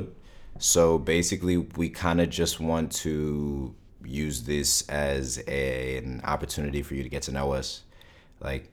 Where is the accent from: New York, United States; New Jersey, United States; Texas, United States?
New York, United States; Montrose; I'm from Montrose, New York, which is in Westchester.